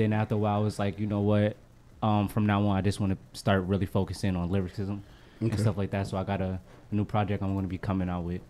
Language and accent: English; East Orange, New Jersey, United States; also born or lived in Kearny, New Jersey; I am from East Orange, New Jersey. Okay. I moved out to Kearney, New Jersey